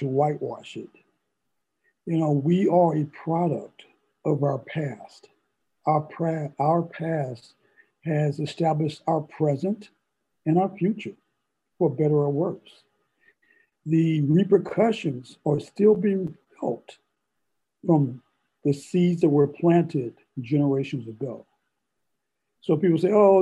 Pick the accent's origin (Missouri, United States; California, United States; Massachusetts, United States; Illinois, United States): Missouri, United States; St. Louis; moved away; I'm originally from St. Louis, and I lived in an all-Black neighborhood in an all-Black elementary school